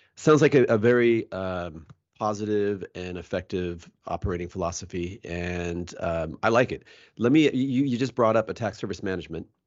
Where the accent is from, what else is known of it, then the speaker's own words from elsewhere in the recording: United States; as an American